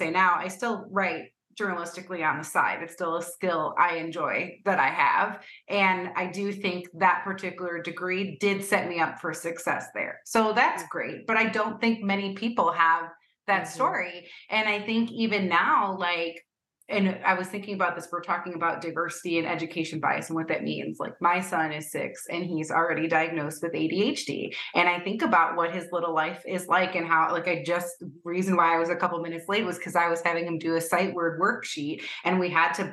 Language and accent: English; United States; now in Cleveland, United States; as an American